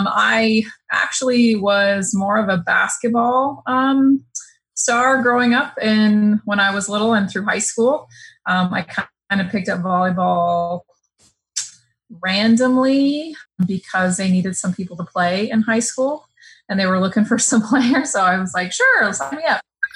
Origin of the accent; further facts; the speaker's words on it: McAllen, Texas, United States; moved away as an adult; also born or lived in North Carolina; So born and raised in South Texas. It's a small Texas town, but probably big compared to some other cities. So about 180,000 people.